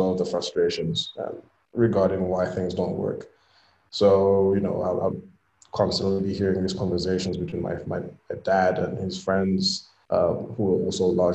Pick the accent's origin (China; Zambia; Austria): Zambia; also born or lived in Swaziland / United Kingdom; I was born in Zambia, principally raised here, spent 2 years in Swaziland also, and I went to university in the UK.